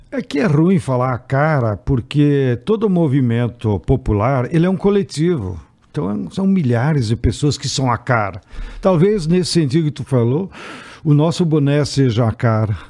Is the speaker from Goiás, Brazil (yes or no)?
no; Rio Grande do Sul, Brazil; born or raised there